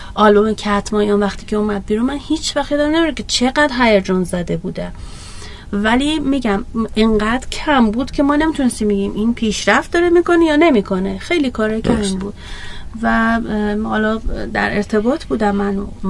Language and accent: Persian; Iran; من یک ایرانی هستم ایرانی